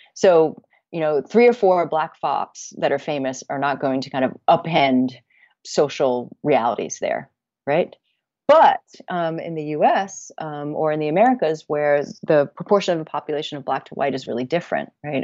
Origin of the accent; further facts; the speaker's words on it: Connecticut, United States; my hometown in Connecticut